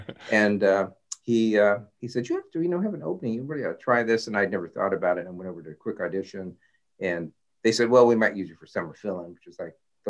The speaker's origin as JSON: {"language": "English", "region": "Southern California", "country": "United States", "tie": "born or raised there", "said": "I grew up in Southern California, which is amazing."}